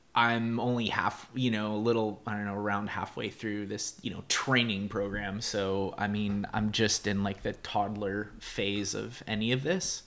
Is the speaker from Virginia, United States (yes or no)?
no; San Jose, California, United States; I grew up in the Bay Area